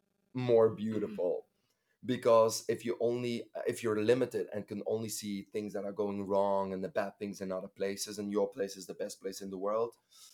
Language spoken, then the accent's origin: English; Bruges, Flanders, Belgium; moved away; my hometown, Bruges, is in my heart. When I go there, it's a different feeling.